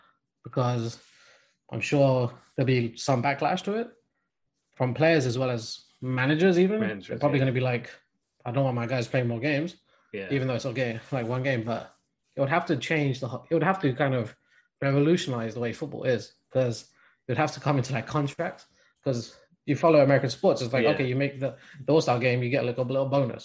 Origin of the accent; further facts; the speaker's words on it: England, United Kingdom; being born and raised in England